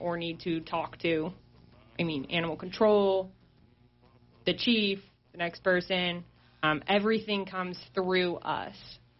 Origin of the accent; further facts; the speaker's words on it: Broadview, Montana, United States; moved away as an adult; now in Sheridan, United States; I grew up just north of Billings in a little small town, Broadview.